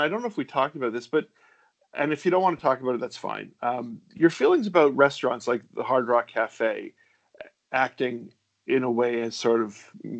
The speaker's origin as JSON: {"language": "English", "country": "Canada", "lives_now": "United States", "said": "I actually said to my rabbi, because we're from Canada, we moved here, and sure."}